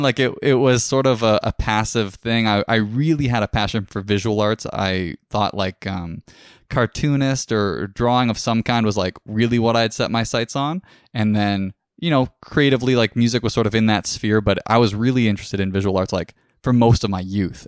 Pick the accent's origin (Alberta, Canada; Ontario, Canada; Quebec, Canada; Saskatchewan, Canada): Ontario, Canada; Orangeville; booked it in my hometown in Orangeville area.